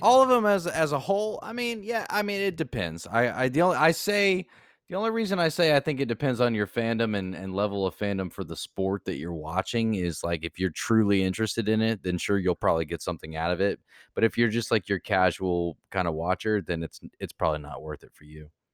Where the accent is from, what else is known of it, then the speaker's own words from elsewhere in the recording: Kansas City, Missouri, United States; now in Florida, United States; I was born in Kansas City